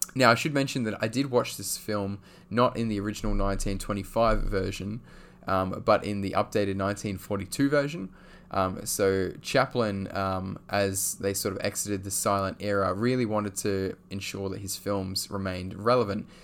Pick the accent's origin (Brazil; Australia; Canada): Australia; I'm from Australia